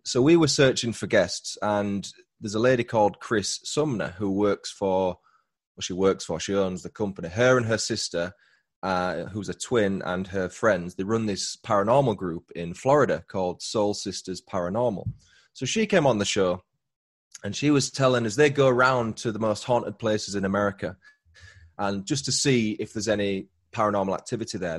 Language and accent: English; Huddersfield, Yorkshire and the Humber, United Kingdom; accent: Yorkshire; my hometown, which is Huddersfield